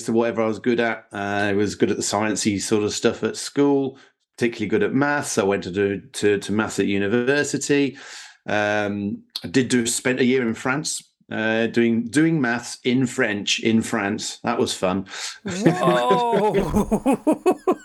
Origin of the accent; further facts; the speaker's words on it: Sussex, South East England, United Kingdom; moved away; also born or lived in Bedfordshire; I was born and raised in Sussex, and then moved to Bedfordshire